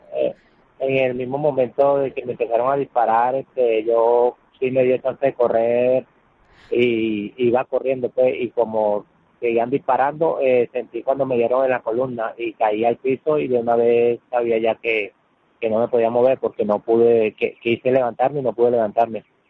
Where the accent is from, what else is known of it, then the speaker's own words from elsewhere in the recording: Venezuela; moved away as an adult; tengo un año que salí de Venezuela por la situación